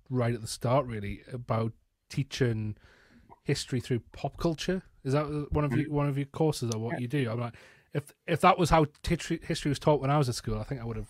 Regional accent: the north of England, United Kingdom; accent: northern English; recognized as Geordie; my northern English accent

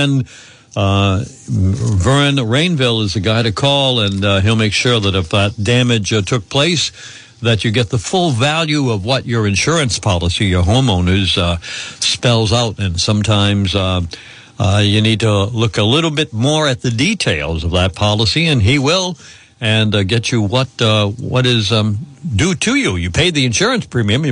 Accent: Woonsocket, Rhode Island, United States; my growing up in Woonsocket.

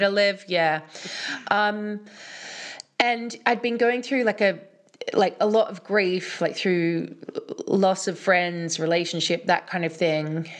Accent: Australia; moved away; also born or lived in London; as a girl growing up in Australia

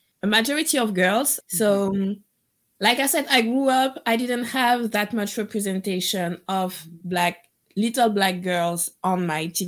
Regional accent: Guadeloupe; also born or lived in France; I was born in Guadeloupe, but I lived in France up until I was 8, and then my family came back to Guadeloupe.

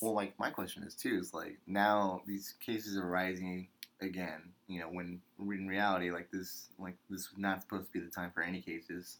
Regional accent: United States; as an American

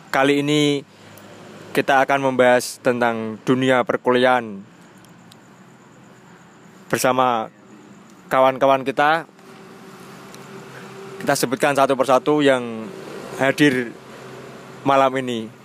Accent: Bojonegoro, East Java, Indonesia; saya warga asli Bojonegoro

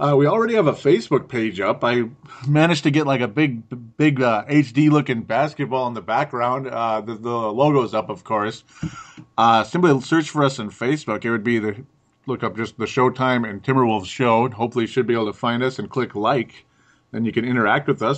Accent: Golden Valley, Minnesota, United States; I'm from Golden Valley, Minnesota

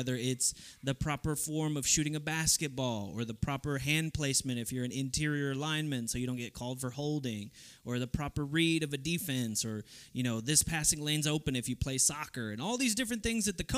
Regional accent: Texas, United States; moved away; I come from Texas

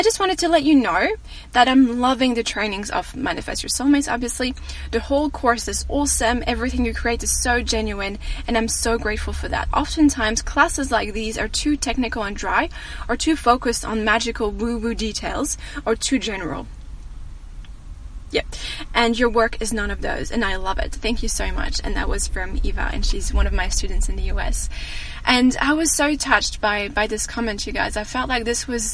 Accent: France; moved away; people asking me about my accent, sorry. And I tell them I'm French

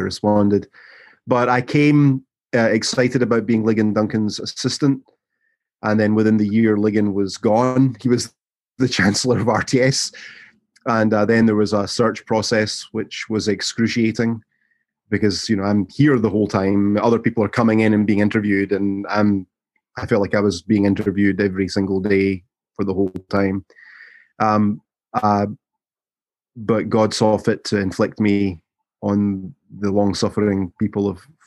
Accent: Glasgow, Scotland, United Kingdom; moved away as an adult; also born or lived in London / Columbus, Mississippi; now in Jackson, United States; I was born and raised in Glasgow in central Scotland

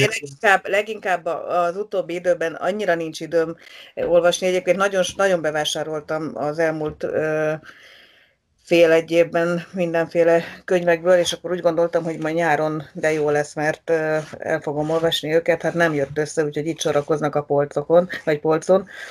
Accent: Magyaralmás, Fejér, Hungary; ott születtem, ott nőttem fel

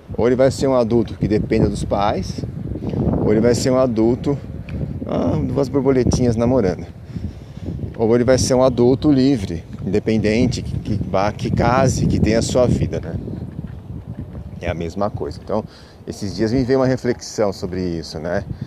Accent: São Paulo, Brazil; now in Peruíbe, Brazil; eu sou de São Paulo, capital. Hoje moro, atualmente eu estou na, na Baixa da Santista, numa cidade chamada Peruíbe.

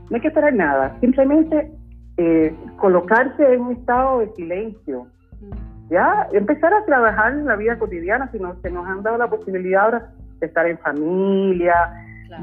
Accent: Cuba; moved away as an adult; also born or lived in southern Chile; now in Chile; yo soy cubana

